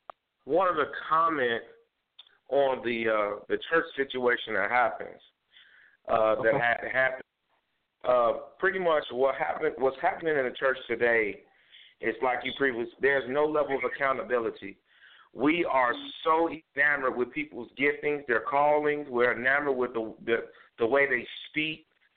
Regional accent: Chicago, Illinois, United States; moved away; I am a resident of the south side of Chicago. Well, I was a resident. Born and raised in Chicago

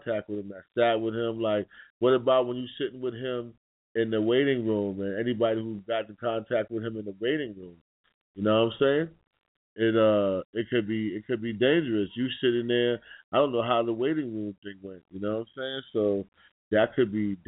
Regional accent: New York City, New York, United States; I'm from New York City, Harlem.

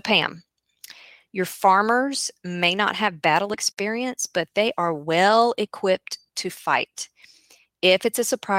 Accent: the South, United States; am from the South, in case you didn't guess, and I am a child of country folk.

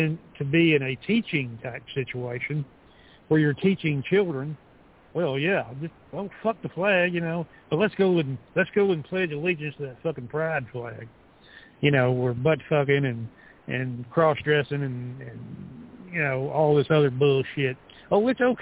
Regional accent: the South, United States; I'm a Southerner

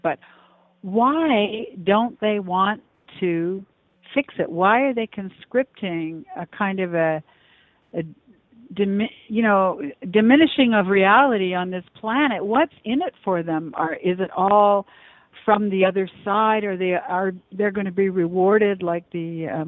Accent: Canada; I'm from Canada

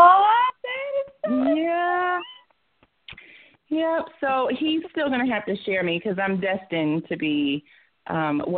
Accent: Georgia, United States; now in Atlanta, United States; I'm not originally from Atlanta, but I live here. I am a Georgia peach

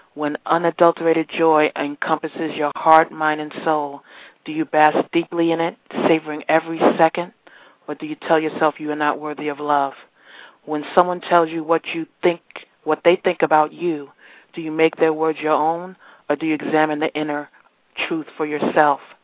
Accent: New York, United States; now in Virginia, United States; originally from New York, currently residing in Virginia

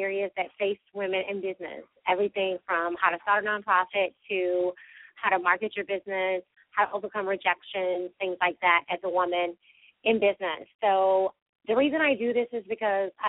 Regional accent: Valdosta, Georgia, United States; my hometown of Valdosta

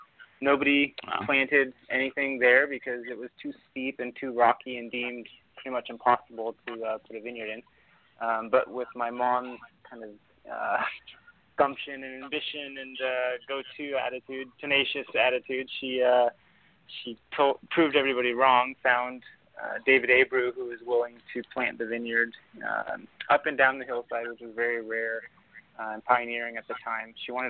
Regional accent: Argentina; now in United States; We're from Argentina originally, as our family and my grandparents and everybody were from Argentina

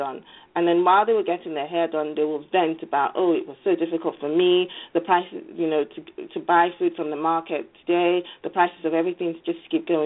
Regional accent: Lagos, Nigeria; now in United States; growing up in Lagos

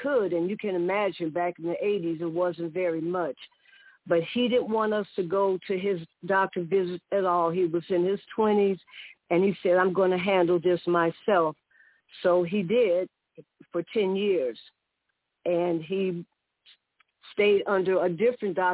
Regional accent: Chicago, Illinois, United States; 8 girls and 4 boys on the south side of Chicago and what was called Wentworth Gardens.

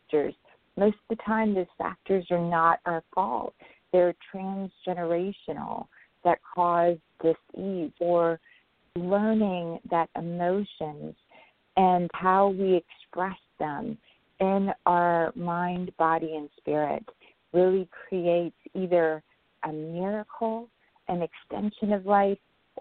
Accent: Pakistan; I was born in Pakistan to a very beautiful, educated grandmother and very young mother

